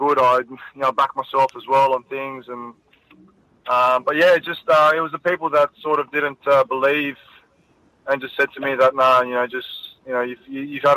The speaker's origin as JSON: {"language": "English", "town": "Sydney", "region": "New South Wales", "country": "Australia", "tie": "born or raised there", "also_born_or_lived": "Cecil Hills", "said": "I grew up in Punchbowl, and then we moved out to Cecil Hills."}